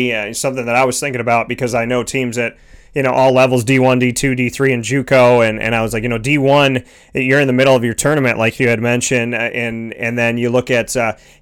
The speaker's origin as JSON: {"language": "English", "town": "Syracuse", "region": "New York", "country": "United States", "tie": "born or raised there", "said": "from Syracuse to Toronto. So I essentially did the trek from my hometown"}